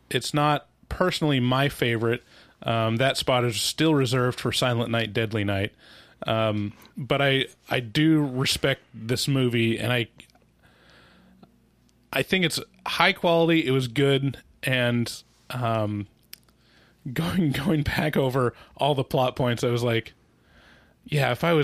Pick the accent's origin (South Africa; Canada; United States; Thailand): United States